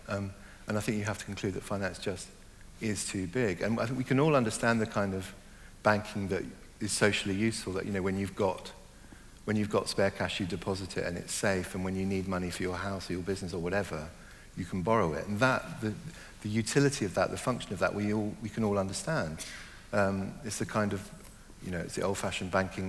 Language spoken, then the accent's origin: English; Hong Kong; also born or lived in Germany / Ireland (ancestry); now in London, United Kingdom; I was born in Germany, I grew up mainly in Hong Kong